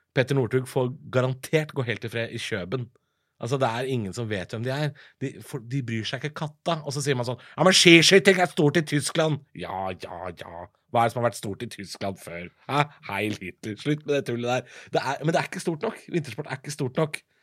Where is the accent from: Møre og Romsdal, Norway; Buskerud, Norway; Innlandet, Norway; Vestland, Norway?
Buskerud, Norway; Drammen; jeg er jo fra Drammen